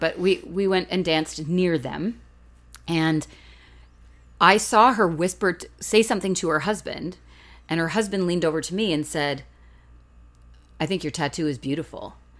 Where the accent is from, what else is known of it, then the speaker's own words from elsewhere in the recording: Canada; we're Canadian.